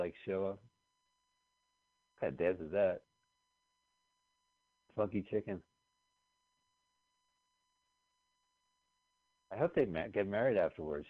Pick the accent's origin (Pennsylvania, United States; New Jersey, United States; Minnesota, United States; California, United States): New Jersey, United States; we grew up in New Jersey